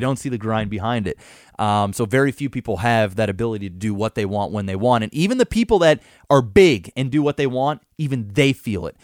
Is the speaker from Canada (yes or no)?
yes; Canada; I'm Canadian and I've always lived here